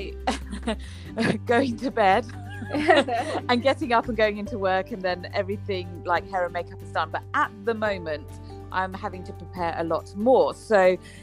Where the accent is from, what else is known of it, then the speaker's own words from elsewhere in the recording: Tunbridge Wells, South East England, United Kingdom; my hometown in Tunbridge Wells